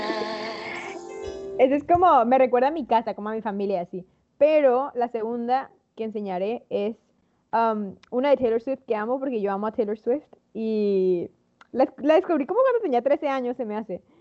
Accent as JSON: {"language": "Spanish", "country": "Mexico", "moved": "as an adult", "said": "siempre le he pasado en México"}